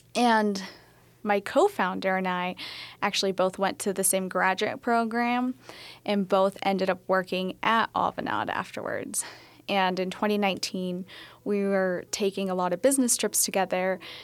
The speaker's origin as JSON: {"language": "English", "region": "Colorado", "country": "United States", "moved": "yes", "said": "So I'm originally from Colorado, so small town in the southeast corner"}